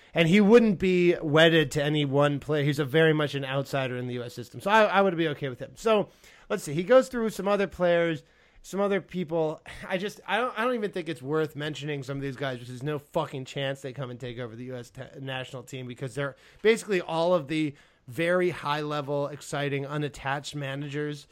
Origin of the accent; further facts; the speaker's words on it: United States; I'm American by birth uh, and Spanish by heritage